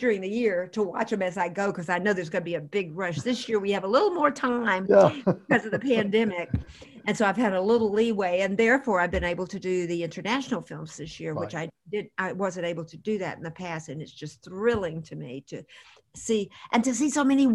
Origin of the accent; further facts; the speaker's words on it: Wilmington, North Carolina, United States; I grew up in Wilmington, graduated from high school in Wilmington, North Carolina